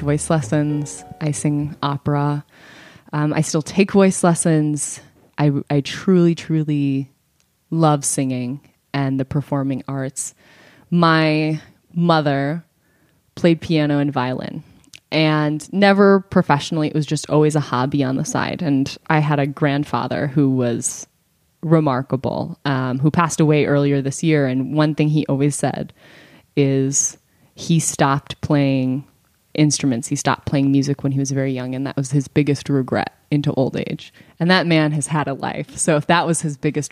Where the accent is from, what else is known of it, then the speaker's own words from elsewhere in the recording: St. Paul, Minnesota, United States; I was born in St. Paul, Minnesota